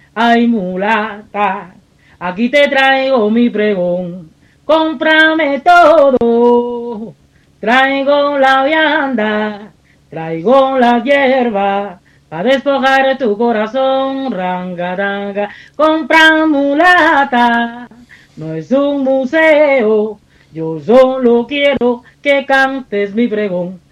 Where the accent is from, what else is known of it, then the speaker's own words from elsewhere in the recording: Camagüey, Cuba; moved away; soy oriunda de Camagüey, eh, de una linda ciudad de, Cuba